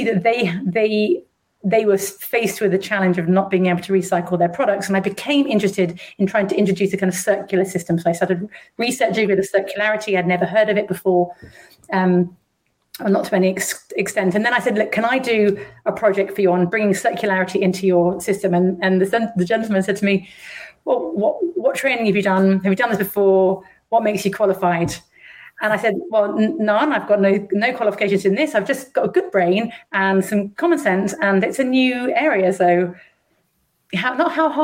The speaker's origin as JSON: {"language": "English", "region": "London", "country": "United Kingdom", "tie": "born or raised there", "said": "I was brought up in London, where I am again now. I'm a rare Londoner from London."}